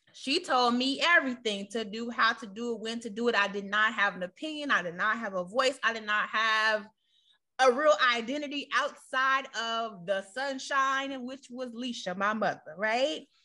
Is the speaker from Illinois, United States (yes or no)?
yes; Chicago, Illinois, United States; moved away as an adult; now in Virginia, United States; we're from the inner city of Chicago